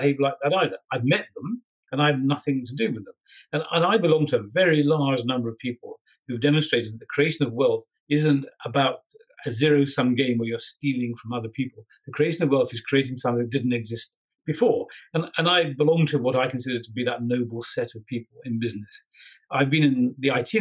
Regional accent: England, United Kingdom; I'm an Englishman

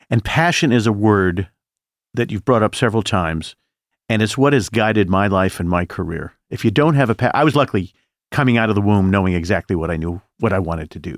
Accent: Indianapolis, Indiana, United States; Growing up in Indianapolis, I wanted to be in show business more than life itself

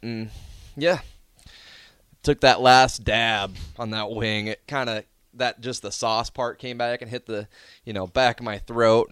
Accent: Omaha, Nebraska, United States; Born and raised in Omaha.

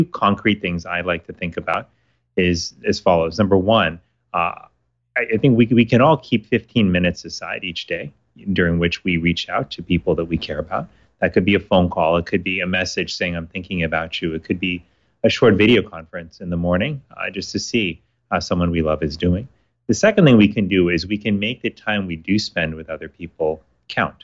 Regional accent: Miami, Florida, United States; When I was living and growing up in Miami, Florida, I was in high school at the time

